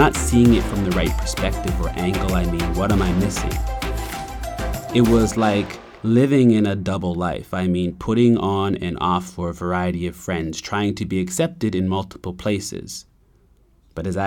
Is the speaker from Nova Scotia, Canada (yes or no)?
yes; Preston, Nova Scotia, Canada; I knew I was from Preston, but where was I really from?